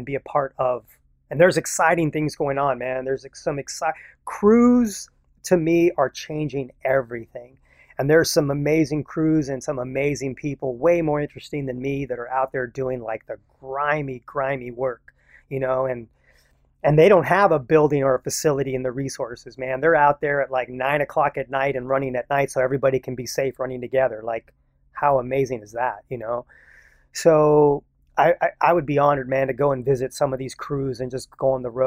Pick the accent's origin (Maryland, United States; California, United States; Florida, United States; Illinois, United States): California, United States; San Jose; when I grew up in San Jose in this all Mexican neighborhood